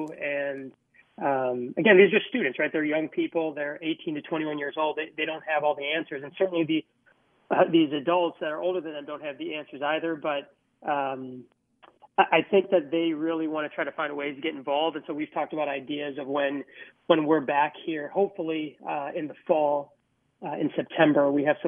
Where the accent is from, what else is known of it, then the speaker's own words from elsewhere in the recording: Minneapolis, Minnesota, United States; I grew up in Minneapolis, and this is home.